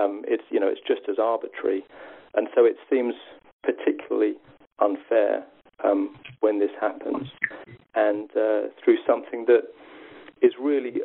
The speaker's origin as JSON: {"language": "English", "region": "South East England", "country": "United Kingdom", "said": "my accent would never be classed as regional because I happen to come from the southeast of England"}